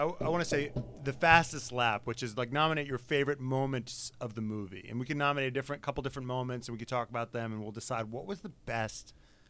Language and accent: English; United States; as an American, I'd rather have no drivers than those Canadian drivers.